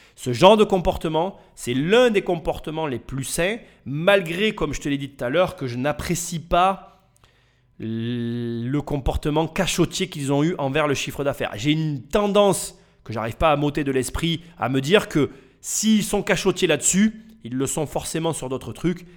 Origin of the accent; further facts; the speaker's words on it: France; on est dans ce pays